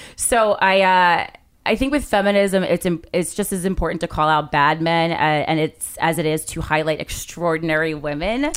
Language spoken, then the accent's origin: English; New Jersey, United States; I am from New Jersey